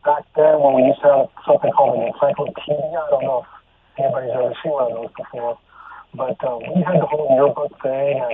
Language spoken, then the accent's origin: English; South Bay, California, United States; I grew up in the South Bay area